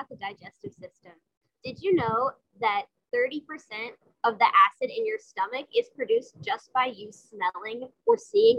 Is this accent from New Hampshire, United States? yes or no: no; New York, United States; I'm from New York.